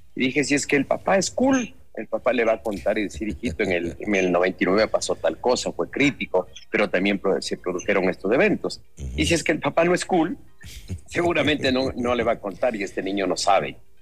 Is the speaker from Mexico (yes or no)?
no; Ecuador